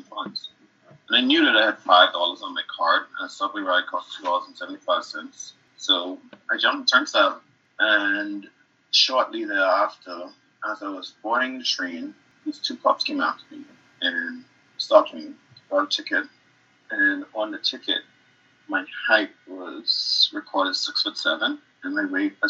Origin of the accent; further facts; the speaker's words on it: Bahamas; moved away as an adult; also born or lived in Harlem, New York; now in United States; I am originally from the Bahamas, and I moved here to do my MFA